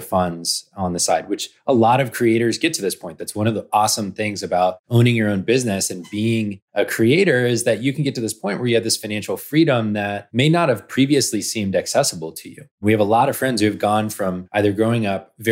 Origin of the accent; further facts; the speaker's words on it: Georgia, United States; also born or lived in New York City; I grew up in Georgia